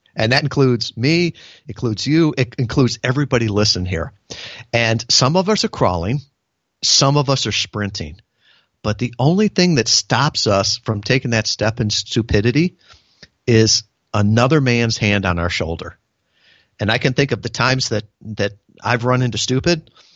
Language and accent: English; United States; born or raised there